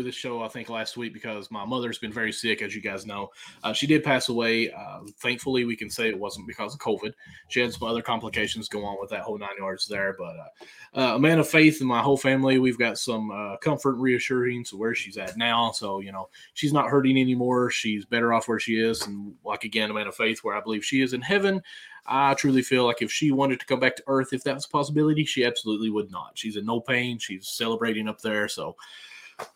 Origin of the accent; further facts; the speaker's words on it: southeastern Kentucky, United States; we live in southeastern Kentucky